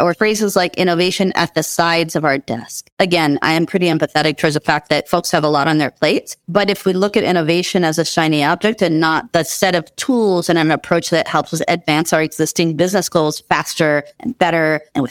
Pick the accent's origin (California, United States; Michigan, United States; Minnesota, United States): Minnesota, United States; Minneapolis; I grew up in the Twin Cities, Minneapolis, Minnesota in the U.S.